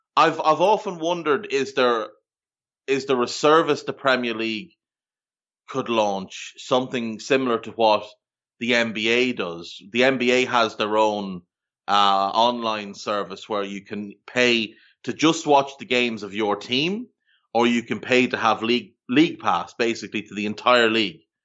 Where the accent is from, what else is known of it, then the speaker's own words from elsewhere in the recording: Ireland; moved away as an adult; also born or lived in Australia; now in Canada; growing up in Ireland, we had the exact same thing because most of our T V came from the U K